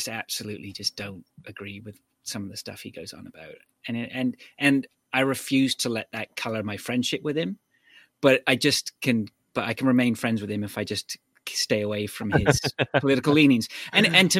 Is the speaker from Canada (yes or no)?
yes; Canada